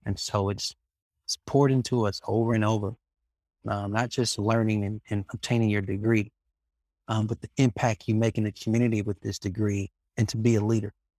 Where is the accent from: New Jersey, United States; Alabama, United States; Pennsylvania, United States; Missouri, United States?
Alabama, United States; Birmingham; trying to make a difference in my hometown